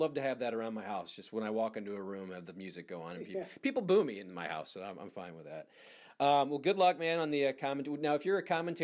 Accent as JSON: {"language": "English", "town": "St. Louis", "region": "Missouri", "country": "United States", "said": "a loser from St. Louis."}